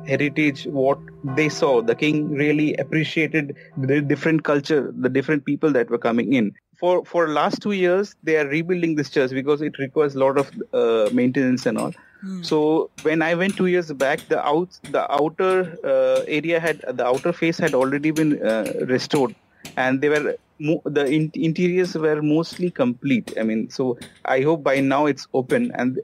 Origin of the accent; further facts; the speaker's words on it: Kolkata, West Bengal, India; I'm from Calcutta